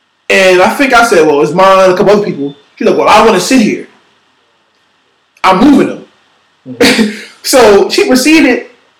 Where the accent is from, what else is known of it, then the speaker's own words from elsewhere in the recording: Philadelphia, Pennsylvania, United States; I am from South Philly.